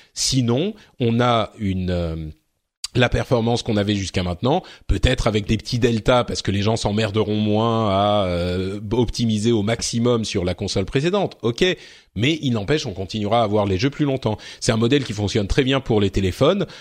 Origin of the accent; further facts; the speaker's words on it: France; chez nous, en France